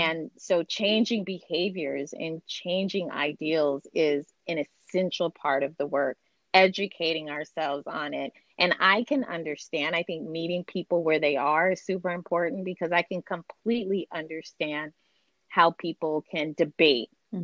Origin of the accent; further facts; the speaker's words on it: Seattle, Washington, United States; also born or lived in Brooklyn, New York / Bremerton, Washington; now in California, United States; I grew up in Seattle